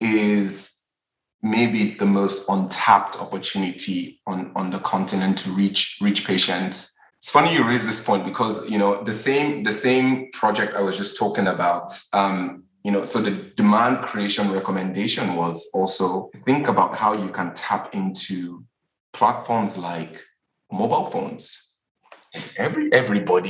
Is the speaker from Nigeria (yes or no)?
yes; Lagos, Nigeria; I'm Nigerian, and even as a Nigerian I'm Yoruba, I grew up in Lagos